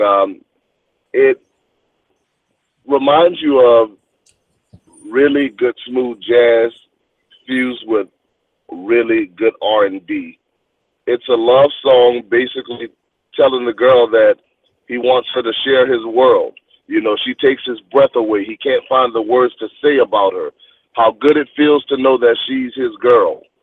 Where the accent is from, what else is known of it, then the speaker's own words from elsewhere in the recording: New Orleans, Louisiana, United States; my hometown of New Orleans